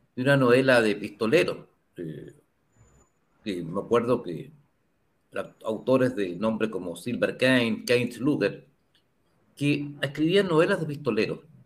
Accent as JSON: {"language": "Spanish", "country": "Chile"}